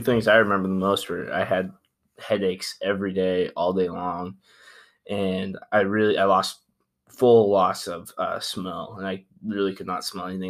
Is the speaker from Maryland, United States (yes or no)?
no; St. Maries, Idaho, United States; moved away as an adult; now in Boise, United States; I'm from Buena Raíz in Saint Mary's, Idaho.